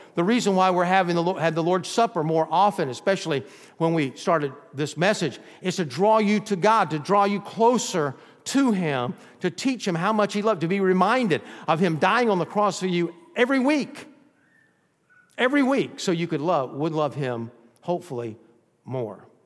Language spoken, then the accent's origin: English; Georgia, United States; also born or lived in Texas; now in Florida, United States; We were raised in Georgia